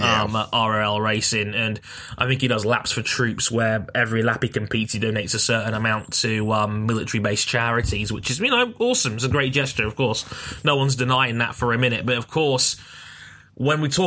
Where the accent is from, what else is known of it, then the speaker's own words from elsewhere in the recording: United Kingdom; a British man from the other side of the pond